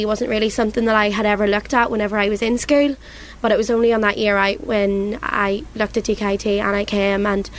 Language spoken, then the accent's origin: English; Newry, Northern Ireland, United Kingdom; I came from Newry. I came probably one of the only people that I knew coming that year.